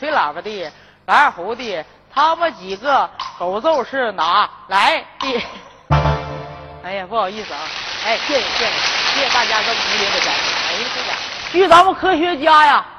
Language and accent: Chinese; Northeast China, China; 哎，而且我们东北人呢，哎，在这个这几个最近这个几个月哈，